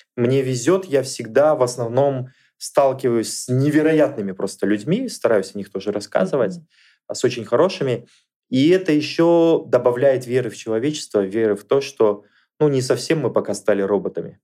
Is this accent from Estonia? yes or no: no; Kamenogorsk, East Kazakhstan Region, Kazakhstan; особо мы никуда дальше из Каменогорска не ездили, а родом